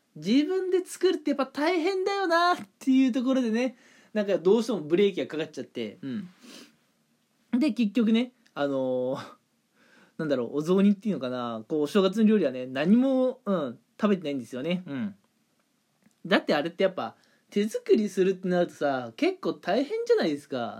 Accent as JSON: {"language": "Japanese", "region": "Toyama", "country": "Japan", "tie": "born or raised there", "moved": "yes", "lives_now": "Kanagawa, Japan", "said": "普段いる神奈川からね、えー、地元の富山の方まで、うん。まあ、帰省するんですけれども"}